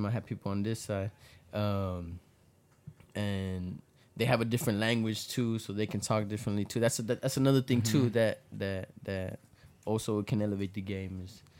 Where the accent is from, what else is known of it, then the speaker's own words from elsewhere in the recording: Laredo, Texas, United States; I'm from Laredo. Like, I'm going to live here my whole life. I'm going to stay here my whole life